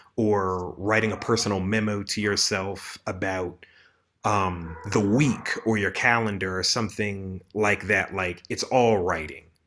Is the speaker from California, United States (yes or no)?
no; Maryland, United States; moved away as an adult; also born or lived in Los Angeles; now in Rwanda; I'm originally from Maryland, spent about three years in L A and now I'm in Rwanda